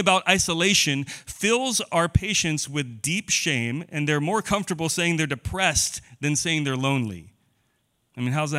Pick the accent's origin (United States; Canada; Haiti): United States; Boise, Idaho; I grew up in Boise.